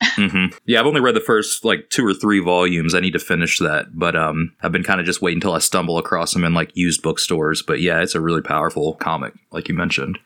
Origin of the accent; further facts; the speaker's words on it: United States; Being an American